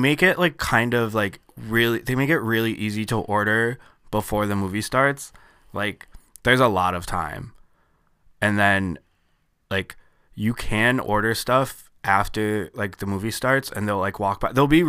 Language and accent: English; Syracuse, New York, United States; born there; I think I was born in Syracuse.